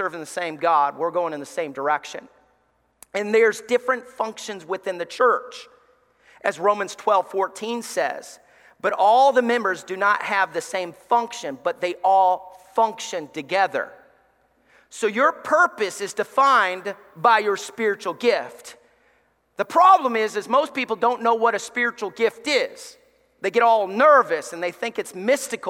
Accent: Alabama, United States; I grew up in church in Alabama

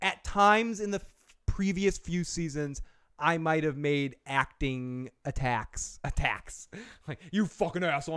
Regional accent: Boston, Massachusetts, United States; accent: Boston; There's my Boston accent coming out.

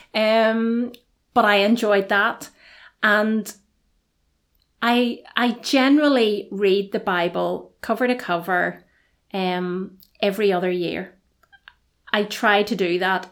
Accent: Belfast, Northern Ireland, United Kingdom; moved away as an adult; now in Dungannon, United Kingdom; I am originally from Belfast.

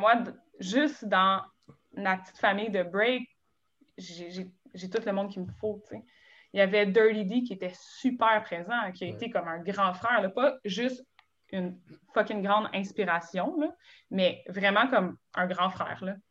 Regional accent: Gatineau, Quebec, Canada; moved away as an adult; now in Montreal, Canada; je viens de Gatineau. Je viens d'un studio de ballet

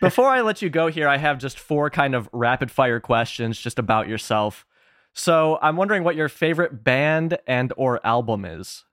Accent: Chicago, Illinois, United States; I'm from the Chicago area

